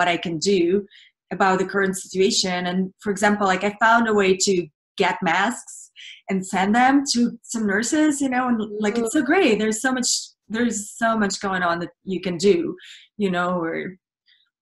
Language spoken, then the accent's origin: English; Russia; English is a second language; now in United States; I grew up in Russia, and I finished now in Hollywood